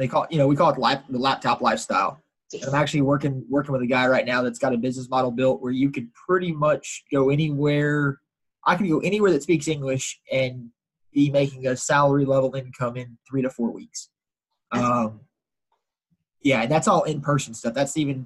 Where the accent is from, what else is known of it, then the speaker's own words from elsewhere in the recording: Houston, Texas, United States; Born and raised in Houston. I live probably a mile and a half in the house I grew up in.